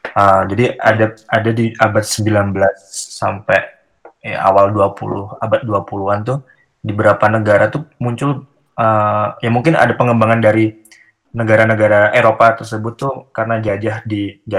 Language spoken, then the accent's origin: Indonesian; Yogyakarta, Special Region of Yogyakarta, Indonesia; moved away as an adult; also born or lived in Bandung; saya orang Jogja